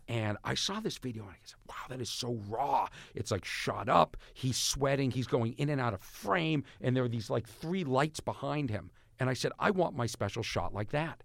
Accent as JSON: {"language": "English", "town": "Boston", "region": "Massachusetts", "country": "United States", "said": "I'm from Boston."}